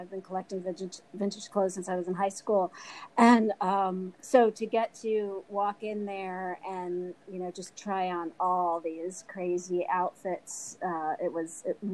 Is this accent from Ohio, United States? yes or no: no; Newport, Rhode Island, United States; I grew up in Newport, Rhode Island